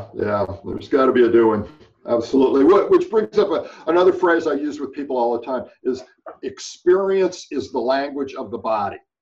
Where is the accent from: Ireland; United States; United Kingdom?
United States; California; growing up in California had a, a very big uh, environmental influence in my life